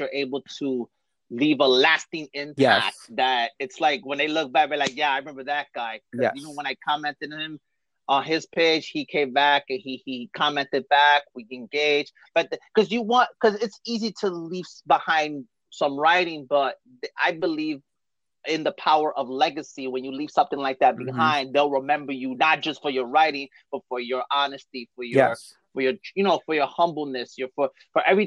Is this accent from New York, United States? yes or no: yes; New York City, New York, United States; now in Bayonne, United States; I'm originally from Brooklyn, New York, and I live in Bayonne, New Jersey